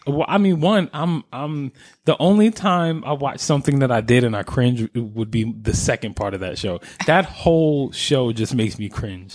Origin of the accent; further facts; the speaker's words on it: New York, United States; being a New Yorker